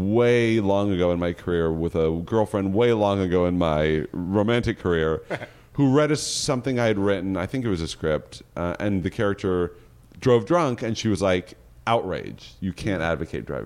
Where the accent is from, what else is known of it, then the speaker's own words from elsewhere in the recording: Berkeley, California, United States; I'm from Berkeley